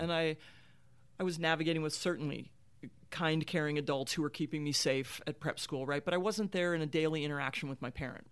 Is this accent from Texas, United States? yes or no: no; Marietta, Ohio, United States; I grew up in Marietta, Ohio